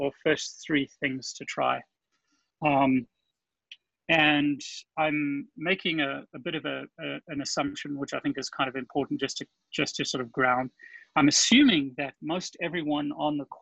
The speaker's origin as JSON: {"language": "English", "country": "South Africa", "also_born_or_lived": "California", "accent": "South African", "moved": "as an adult", "lives_now": "Florida, United States", "said": "My accent is South African. I moved to the US in 2000"}